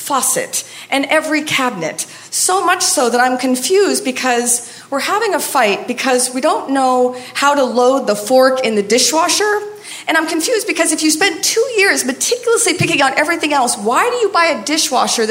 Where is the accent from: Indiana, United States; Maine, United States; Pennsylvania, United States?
Maine, United States; moved away; I'm from Maine